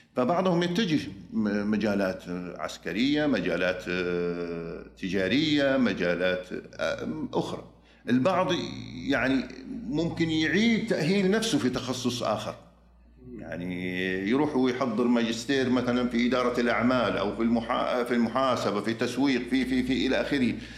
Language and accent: Arabic; Saudi Arabia; moved away as an adult; also born or lived in Michigan, United States; عدت للمملكه العربيه السعوديه